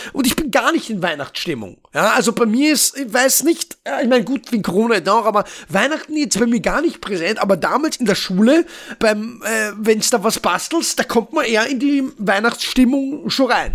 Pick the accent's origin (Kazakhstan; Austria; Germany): Austria; Vienna; ich komme aus Wien. Wien, also Österreich.